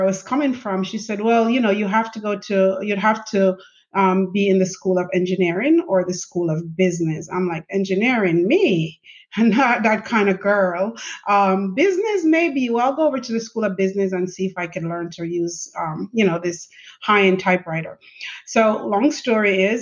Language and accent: English; Jamaica; moved away as an adult; now in United States; I grew up in Jamaica, went to high school in Jamaica.